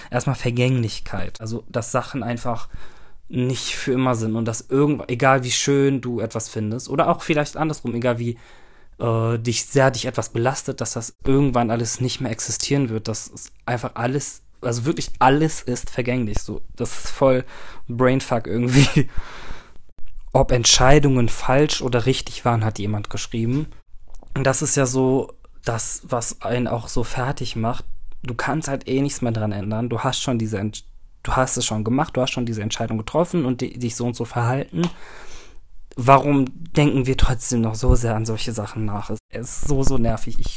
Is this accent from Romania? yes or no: no; Turkey; also ich bin Türke, das heißt, meine Familie ist riesig.